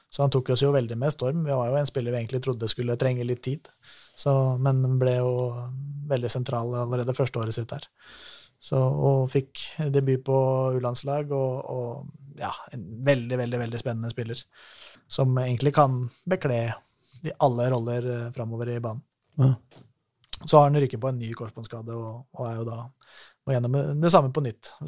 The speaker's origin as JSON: {"language": "Norwegian", "area": "Valdres", "region": "Innlandet", "country": "Norway", "said": "Jeg er fra Valdres."}